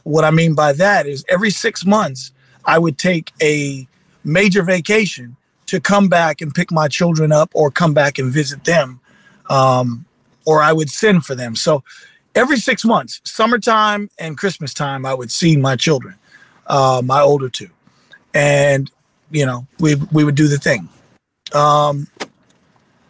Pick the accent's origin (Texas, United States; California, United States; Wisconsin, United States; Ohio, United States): California, United States; South Gate; I grew up in Southgate, California.